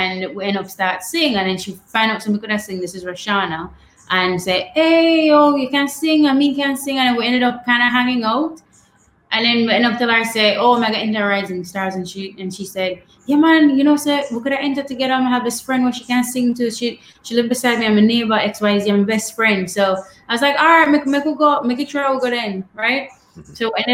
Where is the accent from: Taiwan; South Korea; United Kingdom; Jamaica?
Jamaica; Savanna-la-Mar, Westmoreland; I grew up in Westmoreland. So that's the west end of the island in a town called Savannah-Lamar.